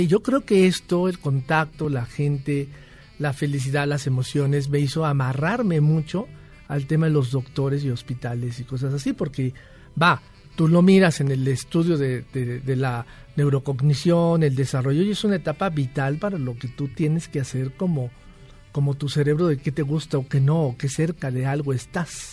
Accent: Mexico; como buenos mexicanos

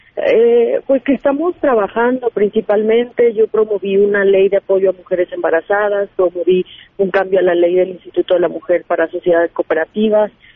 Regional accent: Aguascalientes, Mexico; soy de Aguascalientes, eh, entonces eh, tengo que estar acá en la Ciudad de México

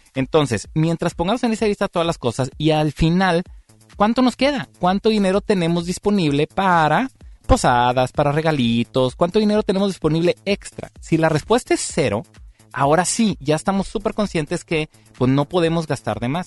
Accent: Mexico; aquí como mexicanos

